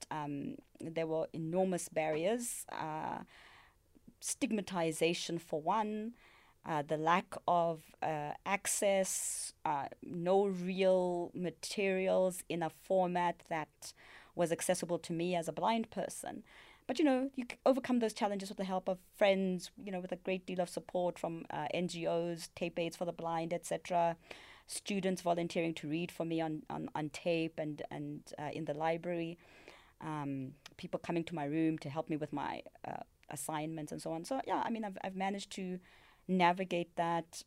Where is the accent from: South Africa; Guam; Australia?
South Africa; We, as South African citizens, we as Africans